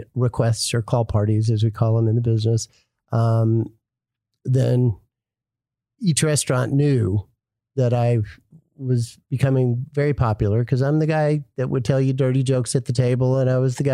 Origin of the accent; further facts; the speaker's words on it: Dallas, Texas, United States; moved away as an adult; also born or lived in Miami / Los Angeles; Born and raised in Dallas